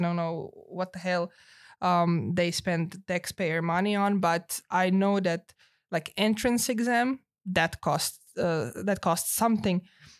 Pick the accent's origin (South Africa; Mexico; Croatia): Croatia; Zagreb, City of Zagreb; English is a second language; So I got some stipend from City of Zagreb, which is my hometown.